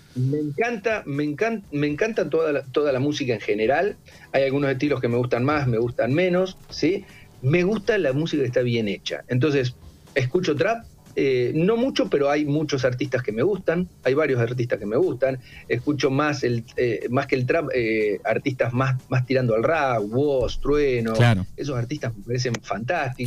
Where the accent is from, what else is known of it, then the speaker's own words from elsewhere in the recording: Olavarría, Buenos Aires Province, Argentina; also born or lived in Tandil; now in Buenos Aires, Argentina; mi hermano y yo somos de Olavarría